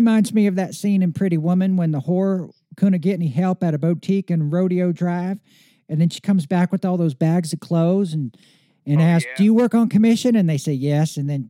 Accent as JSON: {"language": "English", "region": "Oklahoma", "country": "United States", "said": "I'm from Oklahoma."}